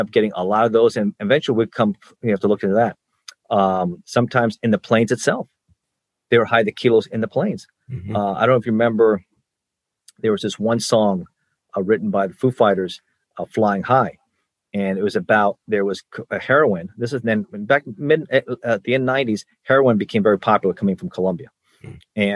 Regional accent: Miami, Florida, United States; I grew up in Miami

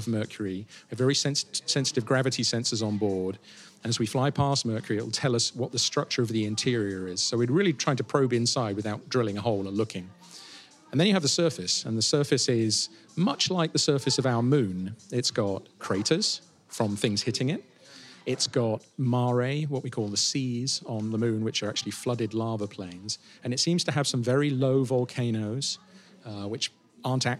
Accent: United Kingdom; as a Brit

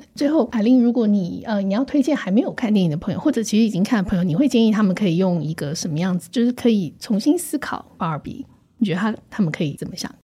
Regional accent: Taiwan; 我成长在台湾这个戒烟，然后风起云涌的社会运动的时代

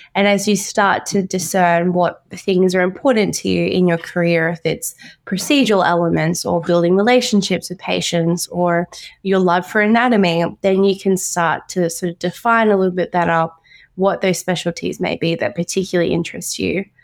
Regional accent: Brisbane, Queensland, Australia; I was born and raised in Brisbane, Queensland

